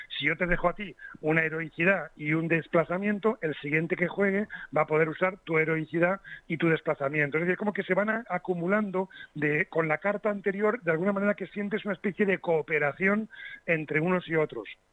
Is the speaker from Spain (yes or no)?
yes; Las Rozas, Community of Madrid, Spain; mi pueblecito de las Rozas.